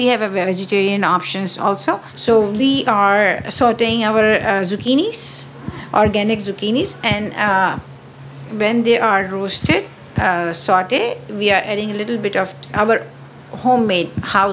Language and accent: English; Pakistan; moved away; I'm a French pastry chef, but my origin is from Pakistan